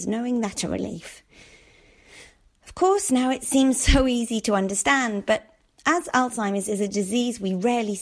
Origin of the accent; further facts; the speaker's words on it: Darlington, North East England, United Kingdom; moved away; my hometown of Darlington